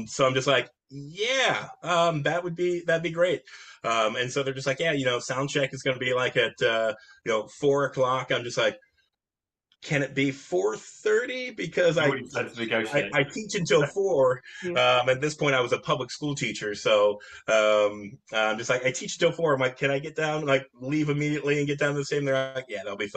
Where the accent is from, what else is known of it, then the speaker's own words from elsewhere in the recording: St. Clairsville, Ohio, United States; I'm originally from St. Clairsville, Ohio